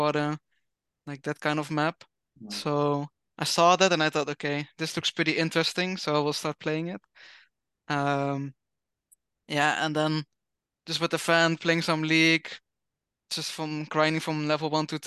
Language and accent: English; Netherlands; I'm from the Netherlands